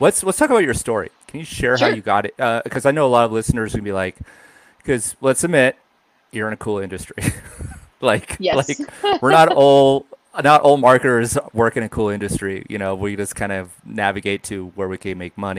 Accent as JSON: {"language": "English", "town": "Bend", "region": "Oregon", "country": "United States", "tie": "born or raised there", "moved": "yes", "lives_now": "Denver, United States", "said": "I grew up in Bend, Oregon, so it's very much a brewing town"}